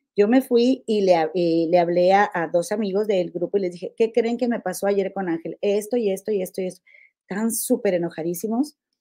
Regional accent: Mexico; nosotros como mexicanos

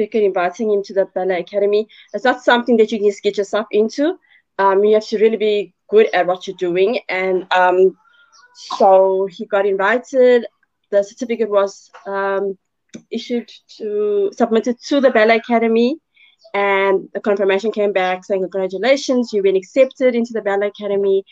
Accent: Cape Town, Western Cape, South Africa; now in Newlands East, South Africa; I'm from Newlands East, originally from Cape Town.

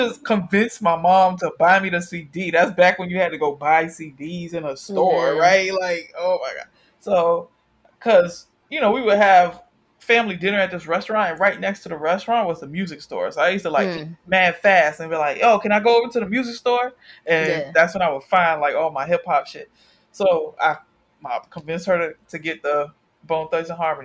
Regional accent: Miami, Florida, United States; I'm from Miami

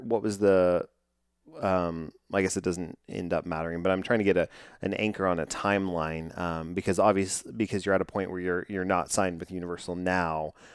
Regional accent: Texas, United States; my hometown here in Texas

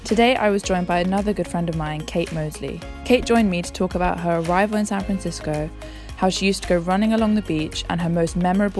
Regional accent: England, United Kingdom; I had to return to my hometown in England.

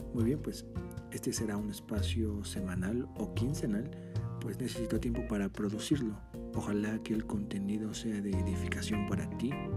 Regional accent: Mexico; soy de México, tengo 25 años

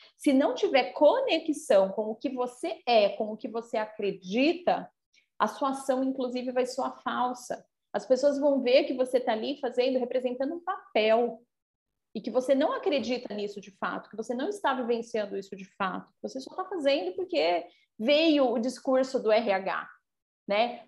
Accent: São Paulo, Brazil; moved away; eu já morei em São Paulo, né? Sou paulistana

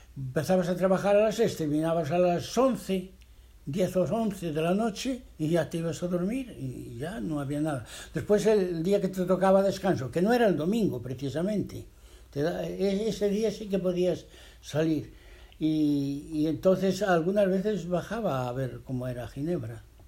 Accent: Spain; moved away as an adult; also born or lived in Geneva, Switzerland; cuando salimos de España en aquellos tiempos

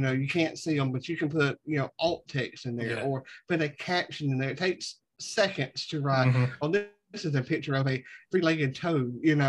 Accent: Southern United States, United States; I'm a Southerner, so I'm dumb by nature

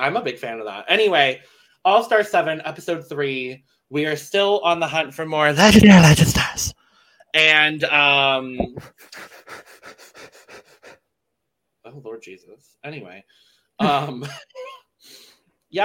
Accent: Chicago, Illinois, United States; I'm from Chicago.

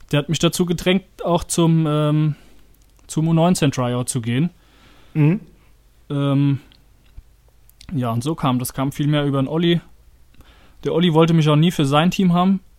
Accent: Oberwildstadt, Hesse, Germany; ich bin in Oberwildstadt groß geworden

